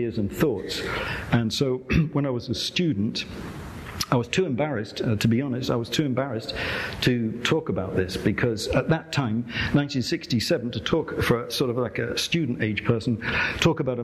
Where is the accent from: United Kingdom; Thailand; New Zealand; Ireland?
United Kingdom; England; I'm from England